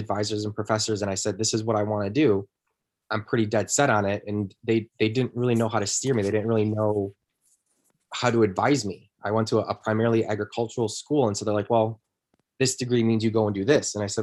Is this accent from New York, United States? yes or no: no; Chicago, Illinois, United States; moved away as an adult; also born or lived in California; I'm originally from Chicago